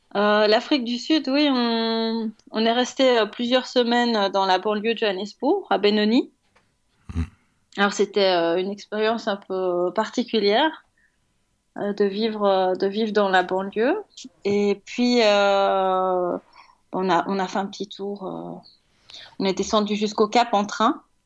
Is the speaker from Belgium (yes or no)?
yes; Belgium; en tant que Belge